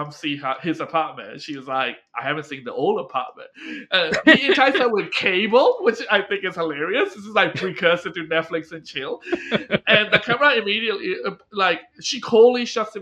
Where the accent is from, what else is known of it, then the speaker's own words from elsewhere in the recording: Australia; In Australia, Bogans, our name, our stereotype for rednecks